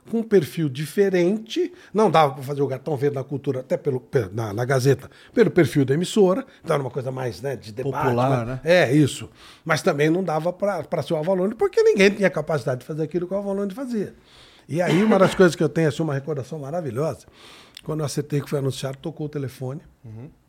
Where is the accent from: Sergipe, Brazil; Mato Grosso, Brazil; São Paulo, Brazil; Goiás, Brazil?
São Paulo, Brazil; Ribeirão Preto; eu sou de Ribeirão Preto